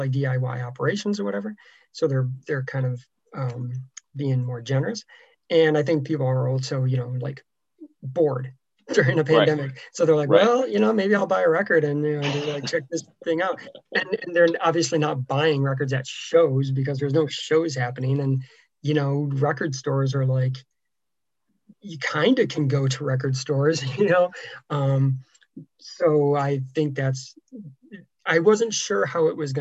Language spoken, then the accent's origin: English; Syracuse, New York, United States; grew up in the Syracuse, New York area